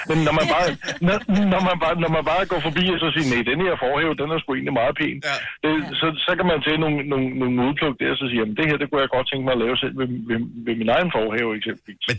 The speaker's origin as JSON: {"language": "Danish", "country": "Austria", "tie": "born or raised there", "moved": "as an adult", "lives_now": "Randers, Denmark", "said": "så valgte mig og kæresten at flytte over til hendes familie øh, i Randers Nordby. Øh, jeg er opvokset i Østrig og har boet der i mange år."}